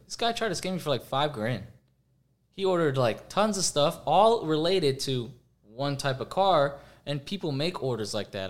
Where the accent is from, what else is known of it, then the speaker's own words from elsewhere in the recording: Florida, United States; I grew up in Florida